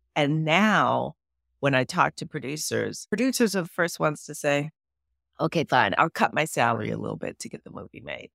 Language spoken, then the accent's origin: English; Los Angeles, California, United States; also born or lived in New Orleans / Pittsburgh; I grew up in Miracle Mile, so that's, like, Wilshire and La Brea